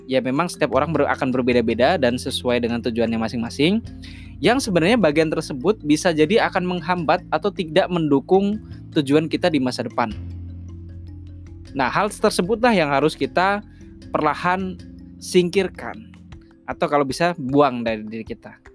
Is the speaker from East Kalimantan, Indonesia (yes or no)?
no; Jepara, Central Java, Indonesia; born there; now in Jakarta, Indonesia; bercerita mengenai pembelajaran pengembangan diri yang berasal dari tempat kelahiran saya, yakni Jepara. Awal saya merantau ke Jakarta beberapa tahun lalu, kalau nggak salah di 2012 atau 2013